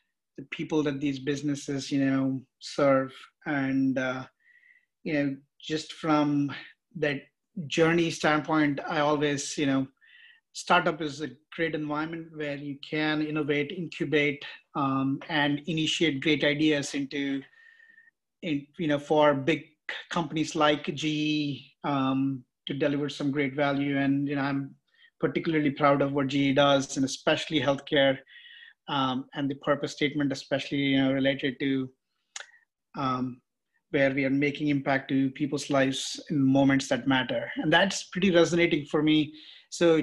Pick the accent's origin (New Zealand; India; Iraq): India; moved away; also born or lived in San Jose; I'm basically from India